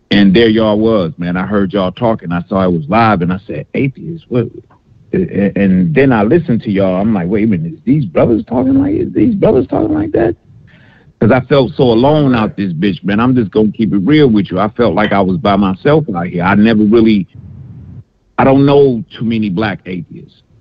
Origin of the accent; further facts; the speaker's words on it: Detroit, Michigan, United States; I'm calling from Alabama, but I'm at, uh, born and raised in D in Detroit. That's why it's 313. I'm, but I live in Alabama now.